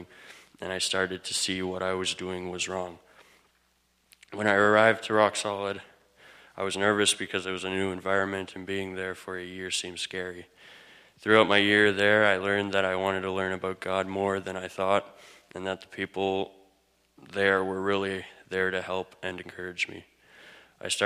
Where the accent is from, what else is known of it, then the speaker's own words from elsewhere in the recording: Manitoba, Canada; I'm from Manitoba